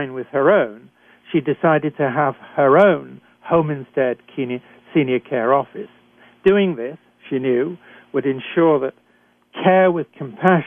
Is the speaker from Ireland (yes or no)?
no; United Kingdom; accent: British; moved away as an adult; also born or lived in Canada; I'm a physician trained in Britain, as I'm sure you can tell from my accent.